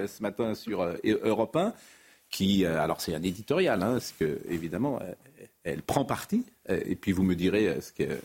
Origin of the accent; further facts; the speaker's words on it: Nantes, Pays de la Loire, France; J'ai grandi à Nantes